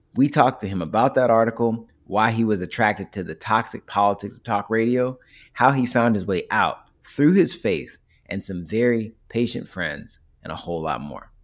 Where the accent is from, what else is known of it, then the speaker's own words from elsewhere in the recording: Southern Virginia, United States; I'm from Southern Virginia, like, these things were playing in the background when I was a kid